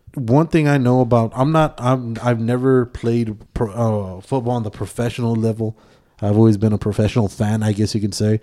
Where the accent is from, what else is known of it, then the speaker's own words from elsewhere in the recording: Texas, United States; I am from Texas